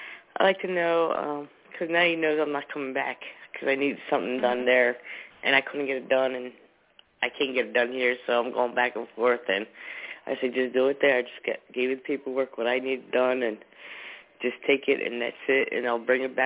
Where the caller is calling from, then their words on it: New Jersey, United States; It's been a little bit. From New Jersey.